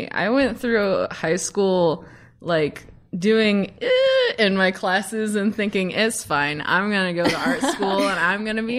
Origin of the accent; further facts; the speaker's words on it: Somerset, Kentucky, United States; moved away as an adult; now in Los Angeles, United States; I am from Central Kentucky. I am from Somerset.